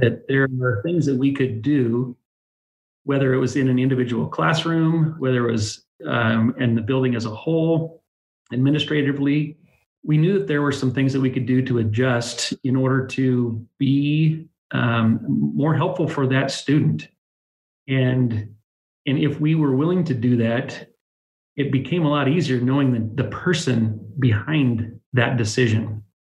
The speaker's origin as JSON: {"language": "English", "town": "Dallas", "region": "Oregon", "country": "United States", "tie": "born or raised there", "also_born_or_lived": "Tillamook, Oregon", "said": "I really am kind of a born and bred Dallas person. Um, way back in my history, I went to elementary school here in the town"}